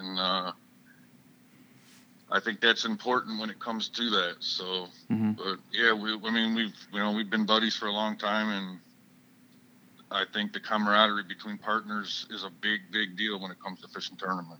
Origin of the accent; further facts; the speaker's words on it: Detroit River and Lake Erie, Michigan, United States; I grew up fishing in Detroit River and Lake Erie.